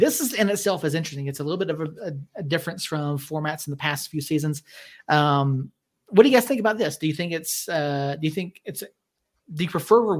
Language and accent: English; Atlanta, Georgia, United States; I'm from Atlanta